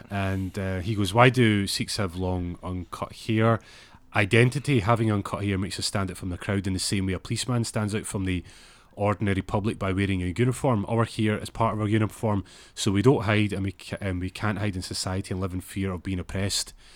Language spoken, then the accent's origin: English; Glasgow, Scotland, United Kingdom; moved away; they're as Glaswegian as, as me